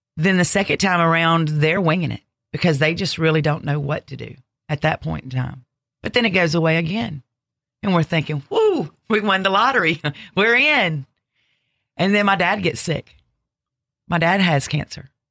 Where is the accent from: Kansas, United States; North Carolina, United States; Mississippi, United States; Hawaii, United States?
Mississippi, United States; Ocean Springs; also born or lived in Alabama; I'm originally from Alabama, but I grew up in Ocean Springs, Mississippi